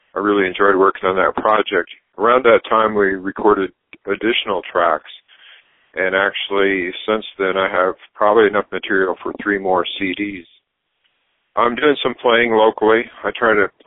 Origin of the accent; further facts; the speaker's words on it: Brookings, South Dakota, United States; moved away as an adult; I was born in South Dakota, Brookings, South Dakota, but I grew up on a farm near there. Until I went off to college